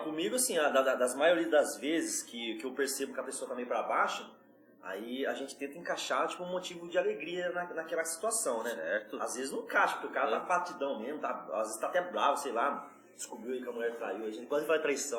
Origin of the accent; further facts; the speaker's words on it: São Paulo, Brazil; accent: paulista; Sou de São Paulo